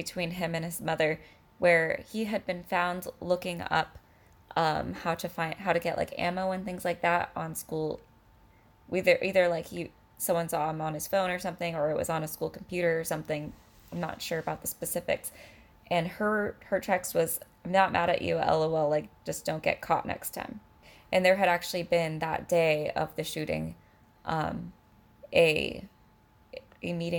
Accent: California, United States; I'm a Californian

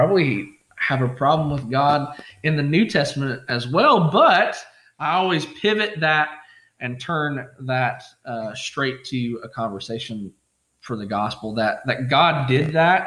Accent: Pike County, Kentucky, United States; also born or lived in Lexington, Kentucky; I grew up in Pike County, grew up on Coon Creek

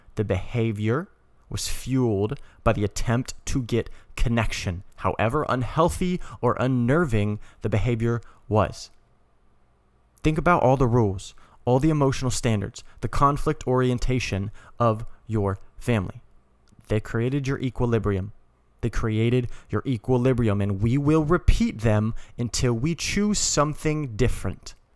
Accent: Colorado, United States; moved away; I'm originally from Colorado

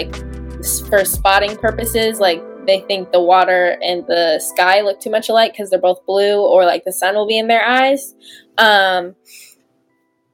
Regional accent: Minnesota, United States; I'm from Minnesota, so like, we swim in lakes all the time

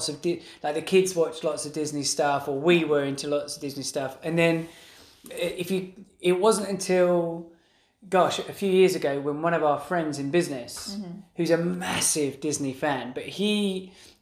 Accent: England, United Kingdom; we're obviously from England

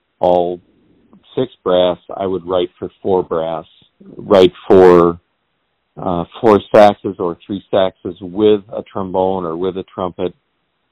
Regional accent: Redlands, California, United States; I grew up in Redlands, California

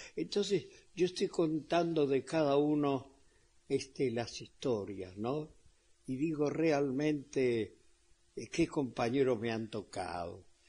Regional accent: Argentina; also born or lived in Spain; yo tengo derecho a doble nacionalidad siendo argentino

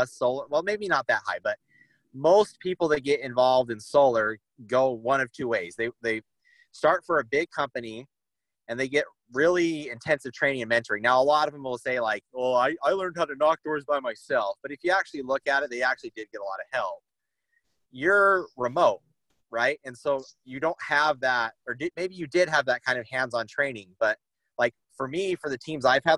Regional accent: Southern Idaho, United States; I'm from Idaho, like Southern Idaho.

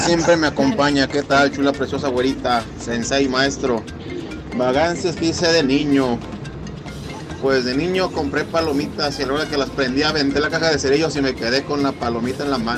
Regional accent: Tala, Jalisco, Mexico; nosotros somos de Tala, ¿no? De ahí, Tala, Jalisco.

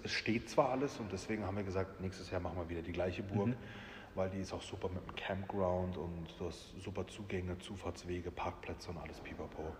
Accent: Rastatt, Baden-Württemberg, Germany; ich bin in Rastatt geboren und aufgewachsen

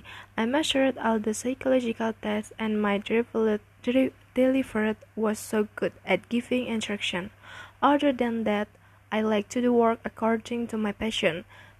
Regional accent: Pekalongan, Central Java, Indonesia; I'm from Gamer, East Pekalongan.

